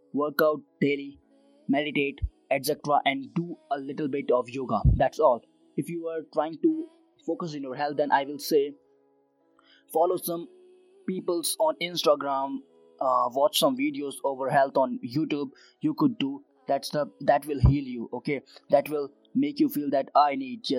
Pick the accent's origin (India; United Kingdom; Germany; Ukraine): India; Uttarakhand; I am right now in Uttarakhand, my hometown